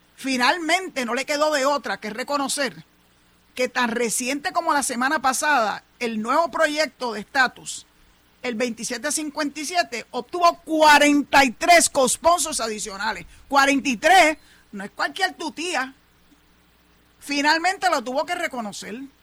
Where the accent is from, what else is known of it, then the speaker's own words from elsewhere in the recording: Puerto Rico; yo soy más boricua que cualquiera otro